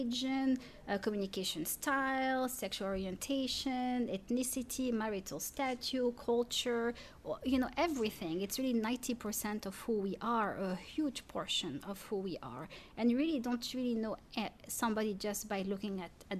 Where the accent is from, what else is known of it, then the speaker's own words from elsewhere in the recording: Paris, Île-de-France, France; first language French; English is a second language; moved away as an adult; now in Durham, United States; I'm a city girl too. I grew up in Paris.